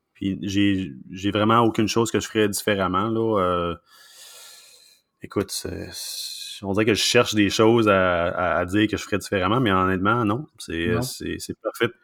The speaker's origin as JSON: {"language": "French", "town": "Sherbrooke", "region": "Quebec", "country": "Canada", "tie": "born or raised there", "also_born_or_lived": "Vancouver", "moved": "as an adult", "lives_now": "Montreal, Canada", "said": "je suis pas de Montréal. Euh, moi, je suis né à euh, une ville qui s'appelle Sherbrooke, une, des, plus grandes villes dans, la province de Québec, évidemment. Puis, non, j'ai, vécu là pendant à peu près 25 ans"}